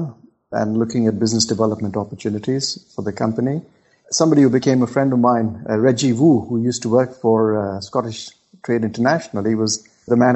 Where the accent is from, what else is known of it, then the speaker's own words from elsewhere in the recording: India; moved away as an adult; now in Scotland, United Kingdom; somebody who was born and brought up in India, educated in India, and then in 1996, breaking into the Scotch whisky industry here in Scotland.